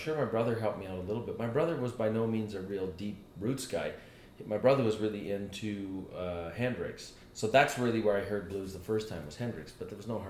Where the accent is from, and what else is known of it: Canada; born or raised there; also born or lived in Manchester, England / Dublin, Ireland